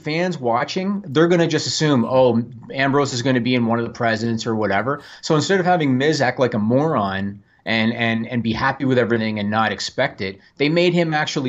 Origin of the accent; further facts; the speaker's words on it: Canada; I am Canadian.